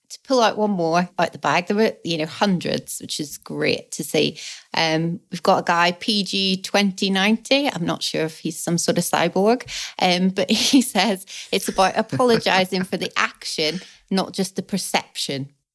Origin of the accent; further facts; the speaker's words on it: Belfast, Northern Ireland, United Kingdom; now in England; I grew up in Belfast.